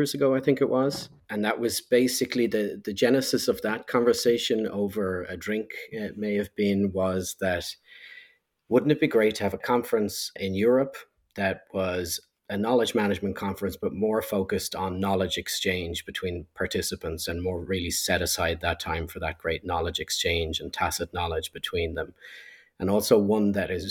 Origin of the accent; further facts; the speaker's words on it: Ireland; being Irish